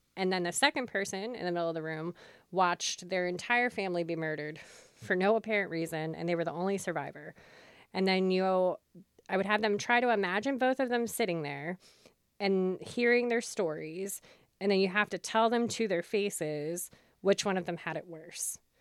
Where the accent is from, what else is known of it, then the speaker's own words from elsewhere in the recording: York, Pennsylvania, United States; also born or lived in Lancaster County, Pennsylvania; I grew up in York, Pennsylvania